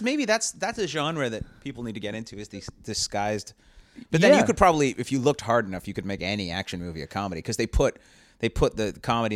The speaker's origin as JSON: {"language": "English", "country": "Canada", "moved": "as an adult", "lives_now": "Los Angeles, United States", "said": "as a Canadian, I'm getting annoyed."}